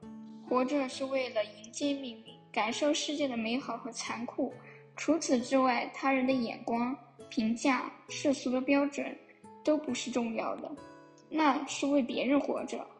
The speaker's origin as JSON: {"language": "Chinese", "region": "Anhui", "country": "China", "said": "Hello，大家好，我是来自中国安徽省的"}